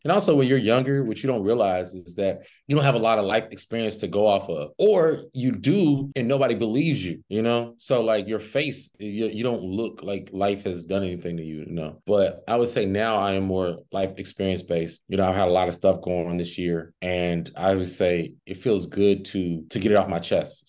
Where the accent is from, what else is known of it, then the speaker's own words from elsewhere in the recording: Cincinnati, Ohio, United States; now in Los Angeles, United States; I'm from, uh, Cincinnati, Ohio originally, but I currently reside in Los Angeles